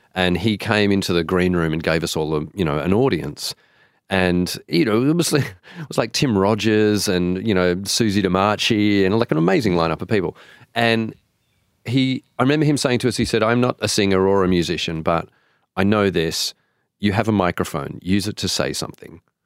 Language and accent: English; Sydney, New South Wales, Australia; I grew up in Sydney